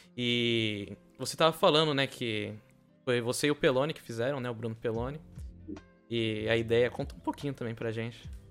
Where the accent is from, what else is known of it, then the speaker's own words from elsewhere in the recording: São Vicente, São Paulo, Brazil; Eu sou de São Vicente